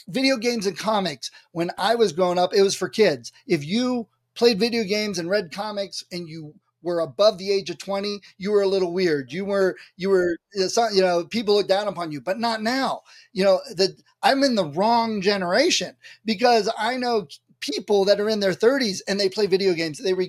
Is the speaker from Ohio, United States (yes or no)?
yes; Ohio, United States; I'm from Ohio